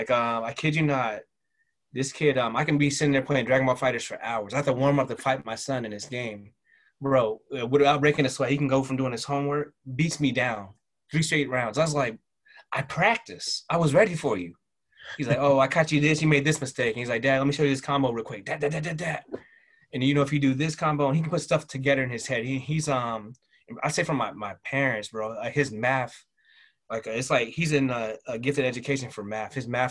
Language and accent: English; the South, United States; accent: Southern; Like when I go home, my Southern accent comes out. And it's not even, I don't even do it on purpose.